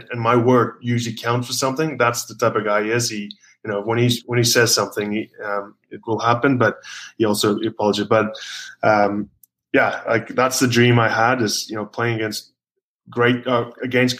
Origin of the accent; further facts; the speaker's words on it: South Africa; moved away; also born or lived in Glasgow, Scotland / Wales / Newcastle, England; I'm obviously born in South Africa.